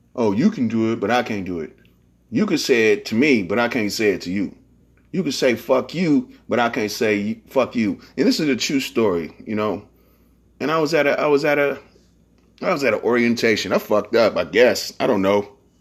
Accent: San Francisco, California, United States; I'm from San Francisco. We say blood and cuz in the Bay Area

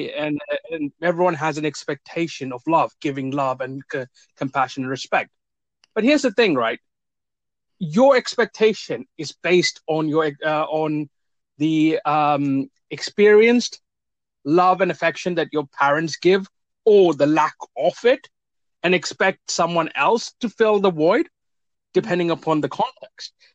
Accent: India; now in Cambridge, United Kingdom; I'm originally from India

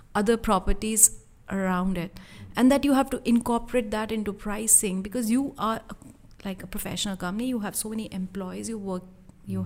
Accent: India; moved away as an adult; I was from India

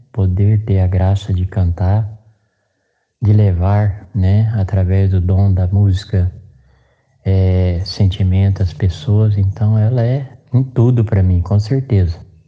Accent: Dourados, Mato Grosso do Sul, Brazil; now in Penápolis, Brazil; eu sou natural de Dourados, Mato Grosso do Sul, e hoje resido aqui em Penápolis, São Paulo.

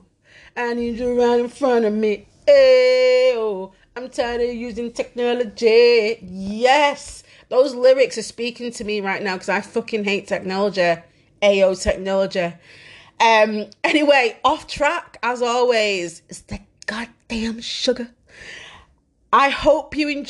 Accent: Manchester, North West England, United Kingdom; I am Mancunian as fuck and don't say words properly

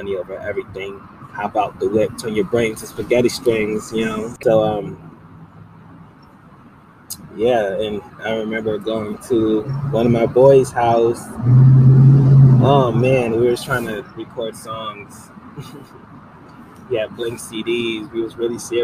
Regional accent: Utica, New York, United States; moved away as an adult; also born or lived in Gloversville, New York; now in Ottawa, Canada; my mom was 14. She had me and my twin. And then my mom's from Utica, so that's where I grew up, Utica, New York

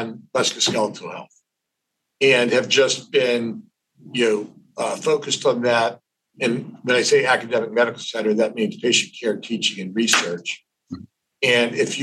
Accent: Pittsburgh, Pennsylvania, United States; moved away as an adult; also born or lived in Ohio; now in New York City, United States; I wasn't born there. I was born in Ohio, but I grew up in Pittsburgh.

